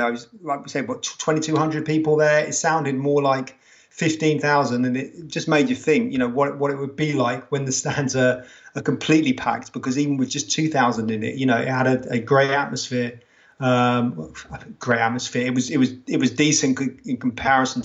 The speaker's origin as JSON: {"language": "English", "region": "England", "country": "United Kingdom", "said": "we're English"}